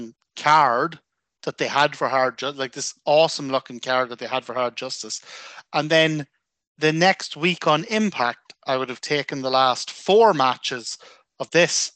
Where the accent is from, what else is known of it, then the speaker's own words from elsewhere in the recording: Armagh, Northern Ireland, United Kingdom; I'm from Armagh, and Armagh and South Armagh are very different things